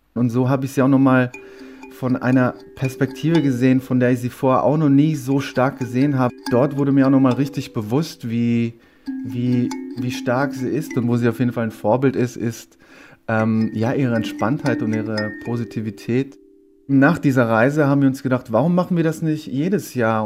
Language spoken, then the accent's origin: German; Bydgoszcz, Kuyavian-Pomeranian Voivodeship, Poland; nach Bitgosch gezogen, in meine Geburtsstadt und die Geburtsstadt von meiner Mama